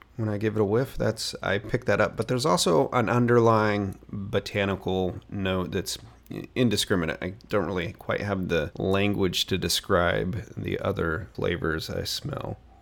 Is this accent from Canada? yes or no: no; Portland, Oregon, United States; my hometown of Portland, Oregon